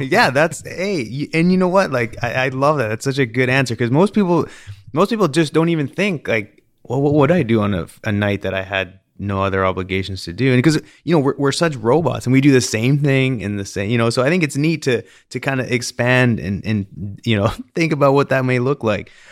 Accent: British Columbia, Canada; I remember growing up in British Columbia in Canada, and, you know, growing up on the lakes, there's, the Okanagan Lake

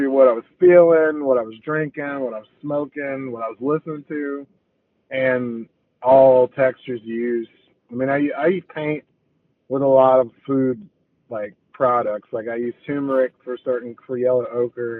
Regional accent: Chicago, Illinois, United States; moved away; also born or lived in Tuscaloosa, Alabama; I grew up in Chicago

